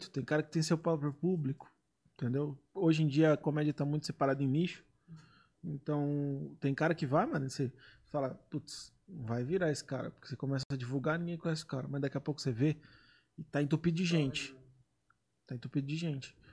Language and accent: Portuguese; São Paulo, Brazil; Não sou paulista da capital, né?